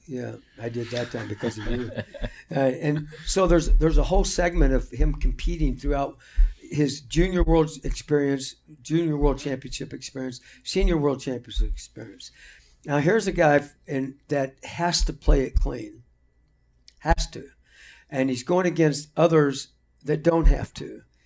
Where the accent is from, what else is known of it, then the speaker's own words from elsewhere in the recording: Marion, Illinois, United States; moved away; I grew up in Marion, Illinois